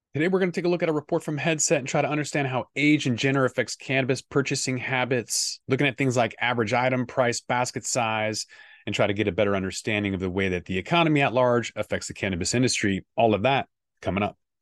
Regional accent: Washington, United States; my hometown of Washington State

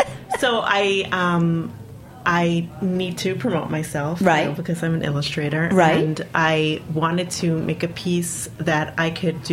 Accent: New York, United States; accent: New York

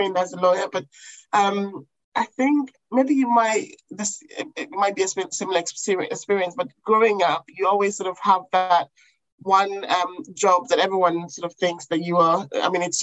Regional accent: Ghana; also born or lived in England; now in London, United Kingdom; I went to Ghana when I was about 5. And I stayed with my grandmother for quite some time whilst my mum stayed in England to work.

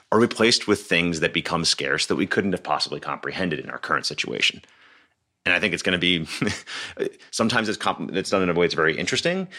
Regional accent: Philadelphia, Pennsylvania, United States; I'm from Philadelphia

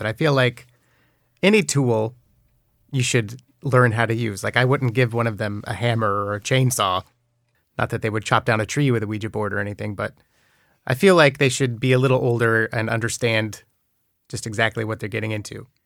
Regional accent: Newberg, Oregon, United States; I grew up in Oregon, it's a town called Newburgh

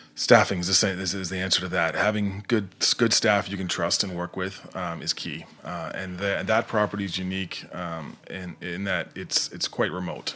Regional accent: rural Nova Scotia, Canada; moved away; also born or lived in New Jersey; I'm not from Halifax, the, the, the, the capital, but I'm from, uh, just south

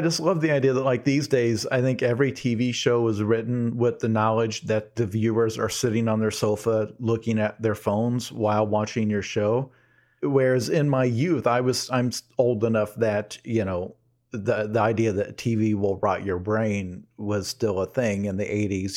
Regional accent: United States; I'm an American

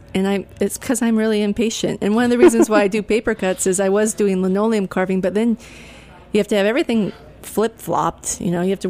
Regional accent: outside of Seattle, Washington, United States; also born or lived in Olympia, Washington; I grew up outside of Seattle, and so I always had mountains and water in my view, and I moved to Olympia all the way back in 1986

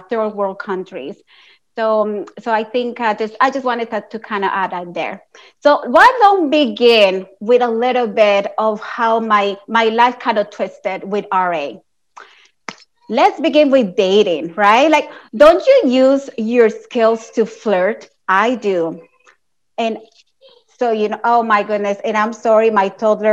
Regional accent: Colombia; moved away; Like my family, I'm from Colombia

